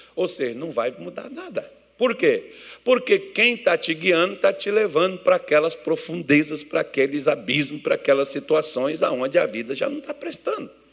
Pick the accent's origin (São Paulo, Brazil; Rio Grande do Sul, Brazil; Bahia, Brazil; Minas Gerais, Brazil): Minas Gerais, Brazil; eu sou mineiro